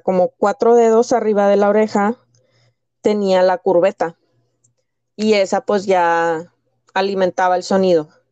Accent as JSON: {"language": "Spanish", "town": "Piedras Negras", "region": "Coahuila", "country": "Mexico", "tie": "born or raised there", "said": "nací en el noreste de México, en, una, en el estado de Coahuila, en una pequeña ciudad llamada Piedras Negras."}